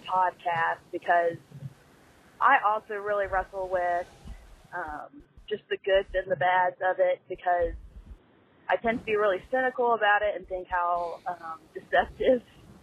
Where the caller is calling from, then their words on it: Georgia, United States; I'm from Georgia